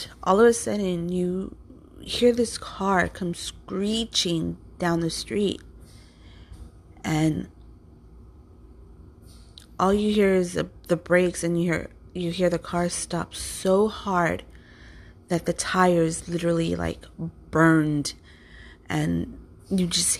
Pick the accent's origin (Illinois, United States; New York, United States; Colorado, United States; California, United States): California, United States; Compton; growing up in Compton as a child